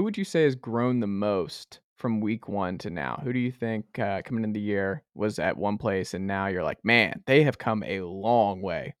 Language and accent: English; Atlanta, Georgia, United States; moved away; I'm from Atlanta originally.